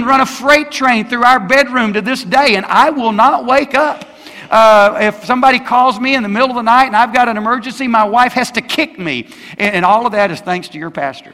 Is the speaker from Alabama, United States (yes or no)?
yes; Alabama, United States; I grew up in Alabama